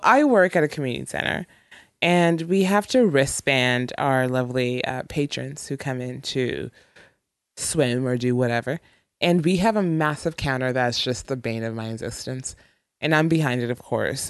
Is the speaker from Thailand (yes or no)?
no; Ontario, Canada; moved away; I'm from Ontario